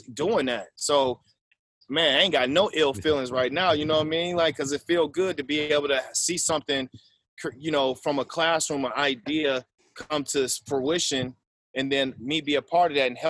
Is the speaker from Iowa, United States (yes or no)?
yes; Waterloo, Iowa, United States; I'm originally from Waterloo, Iowa, born and raised